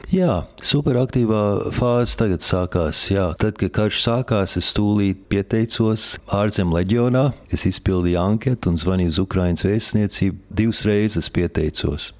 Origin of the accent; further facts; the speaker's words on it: New York, United States; now in Latvia; es dzimu sauc Amerikā, tieši Ņujorkā, Bronxā.